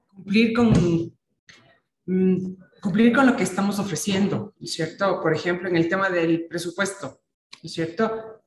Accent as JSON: {"language": "Spanish", "town": "Guayaquil", "region": "Guayas", "country": "Ecuador", "tie": "born or raised there", "said": "tengo 62 años. Puedo decir, nací en Guayaquil"}